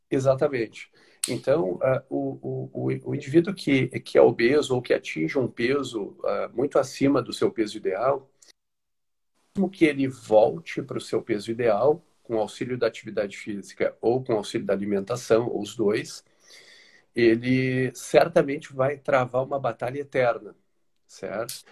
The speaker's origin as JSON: {"language": "Portuguese", "town": "Porto Alegre", "region": "Rio Grande do Sul", "country": "Brazil", "tie": "born or raised there", "moved": "yes", "lives_now": "Araranguá, Brazil", "said": "Eu sou natural de Porto Alegre, hoje moro em Araranguá, aqui no sul de Santa Catarina."}